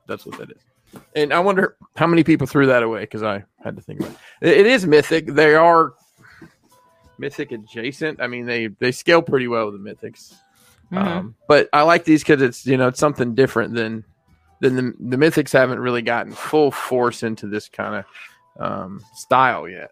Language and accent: English; Alabama, United States; I'm from Alabama